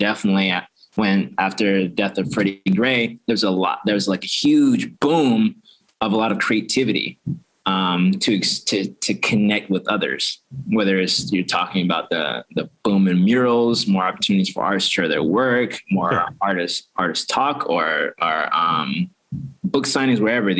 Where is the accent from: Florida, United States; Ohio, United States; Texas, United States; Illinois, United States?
Florida, United States; now in Baltimore, United States; So I came in 2011 from Florida, West Beach, Florida. For school. Yeah. And I've been in Baltimore ever since.